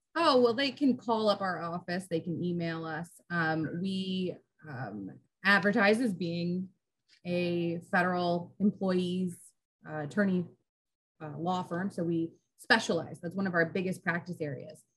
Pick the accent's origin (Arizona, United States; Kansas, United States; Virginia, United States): Virginia, United States; Centreville; also born or lived in Florida; I was born in Florida, but I mostly grew up in Northern Virginia.